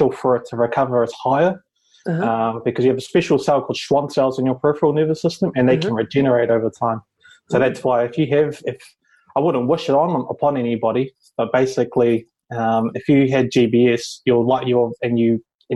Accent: Bay of Plenty, New Zealand; also born or lived in Te Teko; I grew up pretty much in the Bay of Plenty

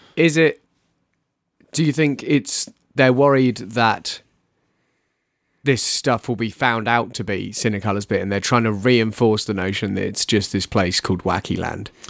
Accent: United Kingdom; as a British person

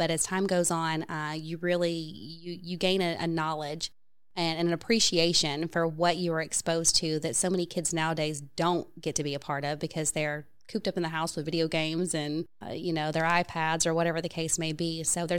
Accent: Tennessee, United States; also born or lived in Virginia; I didn't grow up in Florida. I grew up in around Tennessee and Virginia

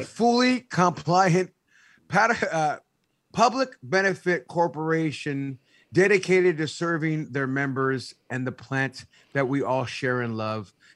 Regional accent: San Jose, California, United States; I'm originally from San Jose

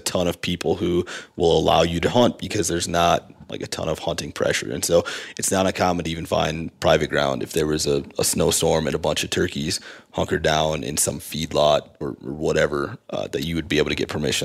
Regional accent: South Dakota, United States; I come from South Dakota where there's a lot of fractured habitat

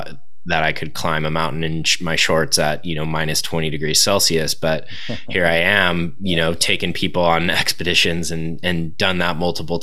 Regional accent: Southern California, United States; being a surfer growing up in Southern California

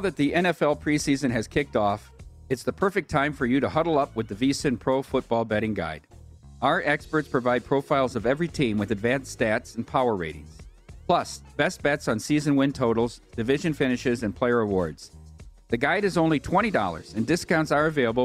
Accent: Dubuque, Iowa, United States; Dyersville, Iowa, 25 miles from my hometown of Dubuque.

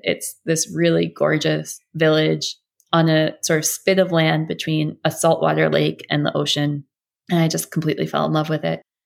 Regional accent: United States; as an American

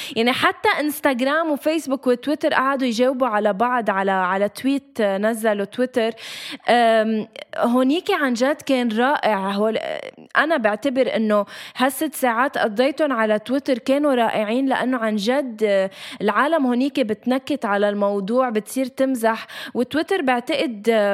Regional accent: Lebanon; نحن لبنانيه

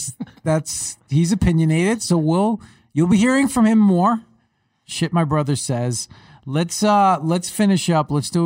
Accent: New York, United States; accent: Long Island; moved away; I spoke like that at one time, but I got out of Long Island early enough to where you only hear my accent certain words.

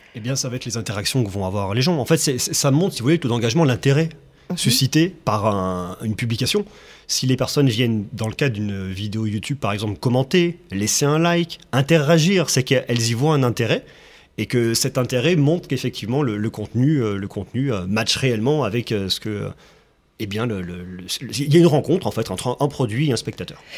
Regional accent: Clermont-Ferrand, Auvergne-Rhône-Alpes, France; je suis originaire de Clermont-Ferrand

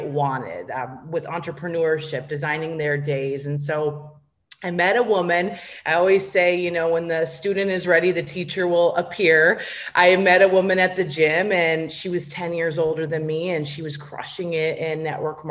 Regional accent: Minnesota, United States; I grew up in a small town in Minnesota

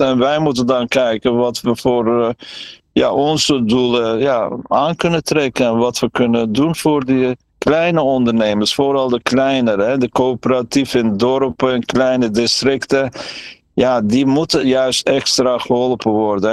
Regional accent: Trabzon, Turkey; now in Netherlands; Ik kom zelf uit Trabzon aan de Zwarte Zeekust.

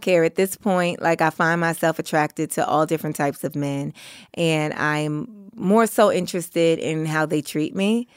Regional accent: New York, United States; I grew up in Harlem.

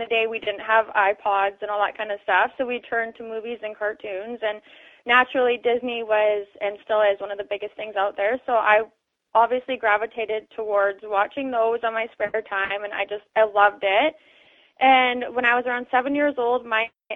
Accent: Canada; also born or lived in Langley, British Columbia; being a Canadian

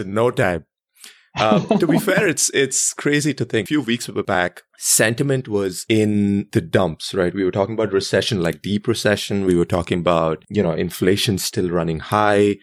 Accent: India; growing up in India

